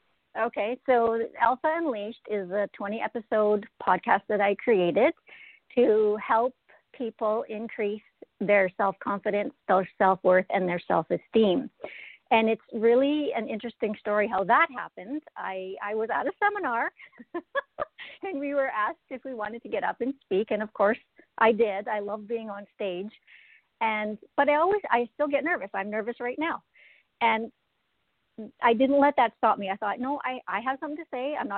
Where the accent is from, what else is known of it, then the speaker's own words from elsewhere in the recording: Regina, Saskatchewan, Canada; now in Alberta, Canada; I'm originally from Regina, Saskatchewan, but I've lived in Alberta twice now.